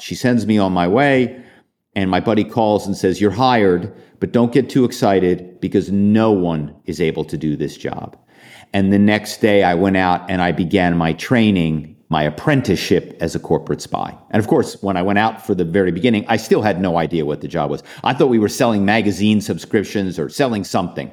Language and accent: English; Philadelphia, Pennsylvania, United States; I'm from Philadelphia